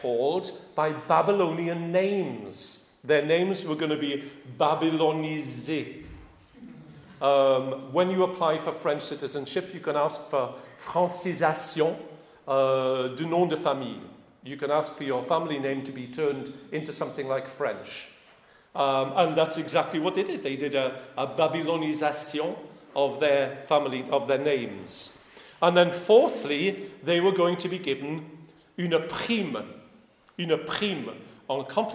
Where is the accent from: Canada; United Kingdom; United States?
United Kingdom; I am British